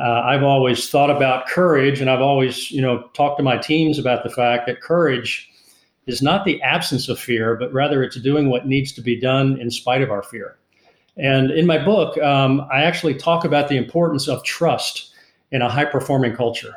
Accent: Northern Virginia, United States; moved away as an adult; now in South Carolina, United States; small town in Northern Virginia and attended college at the U.S. Naval Academy

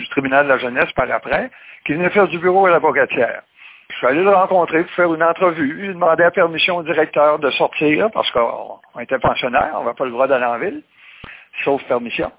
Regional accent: Mont-Carmel, Quebec, Canada; also born or lived in Saint-Philippe-de-Néry; je suis natif de Mont-Carmel, puis en 60, euh, mon père a acheté une ferme à Saint-Philippe-de-Néry, la paroisse voisine

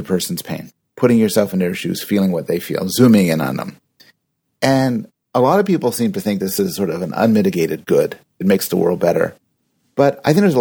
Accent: Canada; I'm Canadian

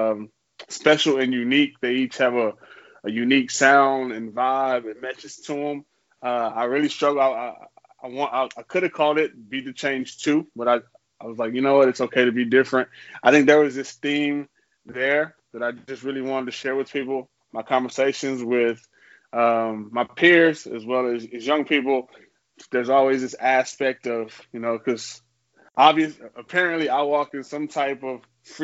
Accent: Houston, Texas, United States; now in Austin, United States; I'm from Houston

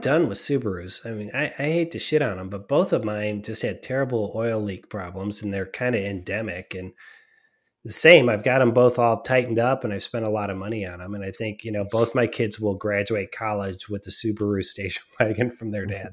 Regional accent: Cleveland, Ohio, United States; I grew up in Cleveland

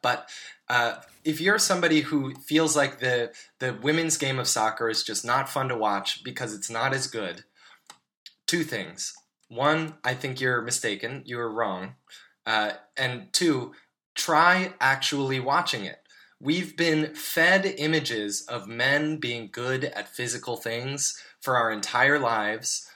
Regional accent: United States; as a U.S. citizen

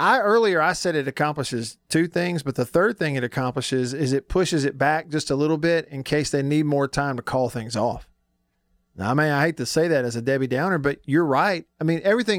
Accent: Alabama, United States; my home state of Alabama

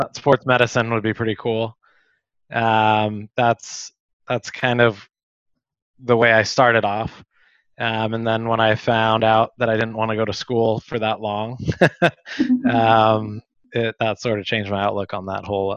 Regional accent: Sacramento, California, United States; moved away as an adult; also born or lived in Chico, California / San Diego, California; now in Malaga, Spain; I grew up in Sacramento

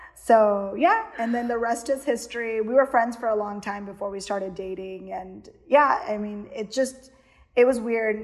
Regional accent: Houston, Texas, United States; born or raised there; also born or lived in Miami, Florida / Kerala (ancestry)

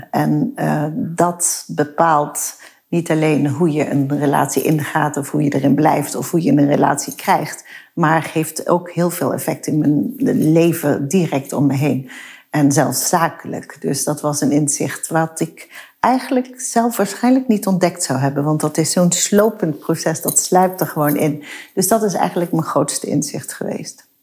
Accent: Maastricht, Limburg, Netherlands; kom uit Maastricht. Ik heb geen zachte G.

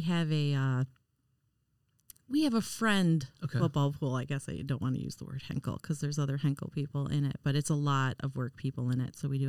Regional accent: Detroit, Michigan, United States; I come from Detroit

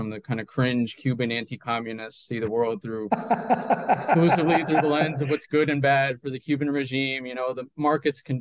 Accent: Bogotá, Colombia; born there; So, yeah, I was born in Bogota.

